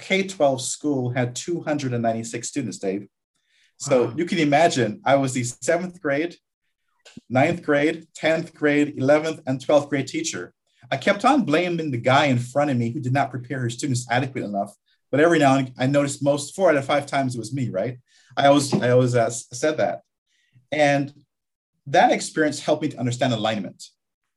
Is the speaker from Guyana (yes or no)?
yes; Guyana; moved away; also born or lived in Barbados; I was born in Guyana, South America.